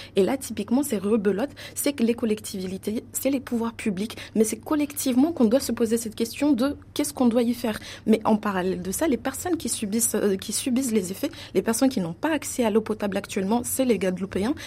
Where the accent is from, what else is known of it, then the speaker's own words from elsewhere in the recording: Mayotte; l'exemple de Mayotte, d'où je viens, je viens de Mayotte